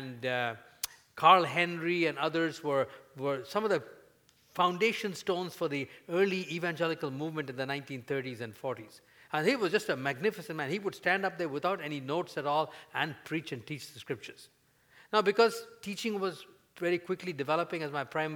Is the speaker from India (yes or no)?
yes; India; at the time when I grew up in India